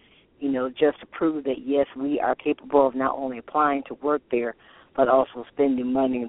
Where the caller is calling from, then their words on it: Toledo, Ohio, United States; I'm calling from Toledo, Ohio.